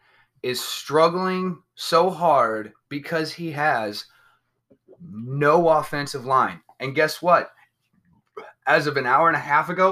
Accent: Bay Area, California, United States; While I am a 49ers fan through and throughout, was born and raised in the Bay Area.

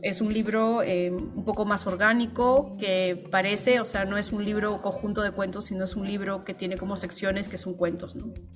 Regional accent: Peru; yo soy peruana

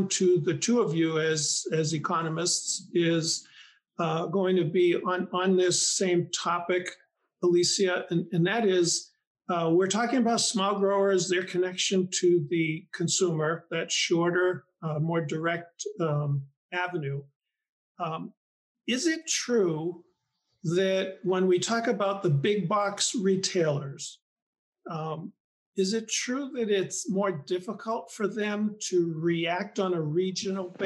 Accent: Boston, Massachusetts, United States; accent: Boston; I grew up in the Boston area, so I carry my Boston accent with me proudly.

